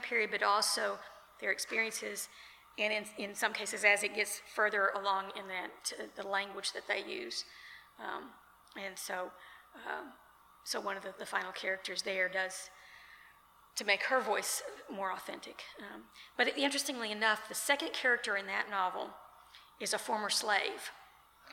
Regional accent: Lexington, United States; I grew up in Lexington

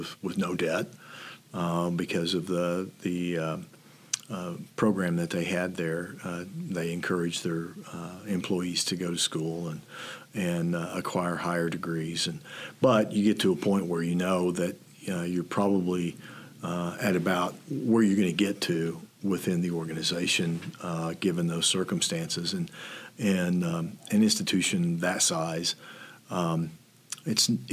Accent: northwestern Arkansas, United States; moved away as an adult; also born or lived in Oklahoma; now in Nebraska, United States; grew up in northwestern Arkansas and spent a lot of time in Fayetteville at the University of Arkansas

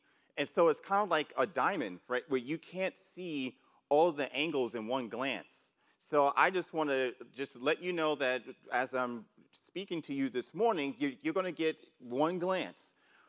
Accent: New York City, New York, United States; And where I grew up in New York City, and I'm sure for a lot of you, you were seeing people just, you know, robbing other people, stuff like that, like back in the 80s.

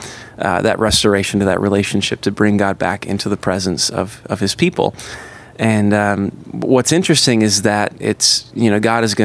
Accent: Upper Peninsula of Michigan, United States; moved away as an adult; now in Chicago, United States; We're from the Upper Peninsula of Michigan originally, both Upers from the UP

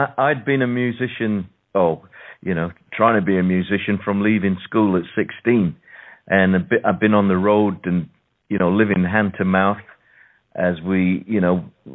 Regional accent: Sheffield, Yorkshire and the Humber, United Kingdom; moved away as an adult; now in London, United Kingdom; I'm from the north of England myself. I'm just down the road from Leeds. I was born in Sheffield.

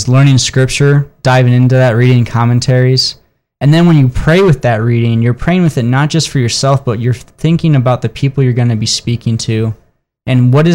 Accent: South Bend, Indiana, United States; I grew up in South Bend, Indiana.

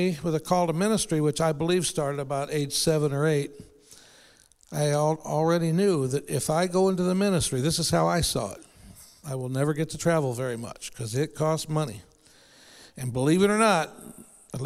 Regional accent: St. Louis, Missouri, United States; I grew up in the South St. Louis around Cherokee Street and Jefferson

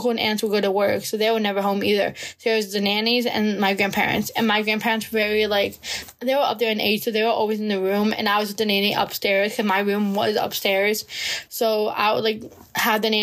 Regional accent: United States; I'm from the United States

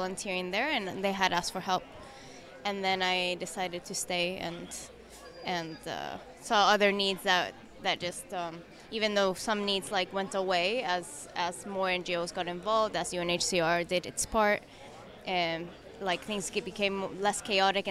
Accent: Chile; moved away as an adult; now in Athens, Greece; I am Chilean, from Chile

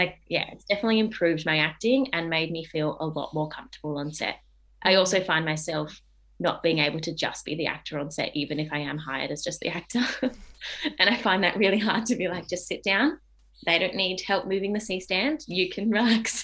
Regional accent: Adelaide, South Australia, Australia; moved away as an adult; now in Melbourne, Australia; I grew up in Adelaide.

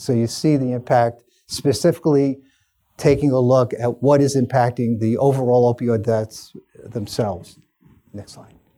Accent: New York City, New York, United States; I spent a lot of time working at my hometown hospital, Staten Island University Hospital

